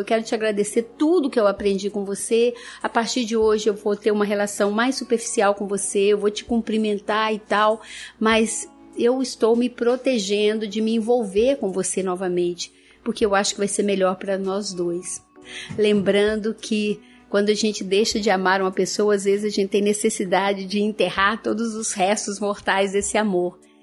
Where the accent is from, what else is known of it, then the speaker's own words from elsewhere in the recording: interior of Minas Gerais, Brazil; Lá na minha terra, interior de Minas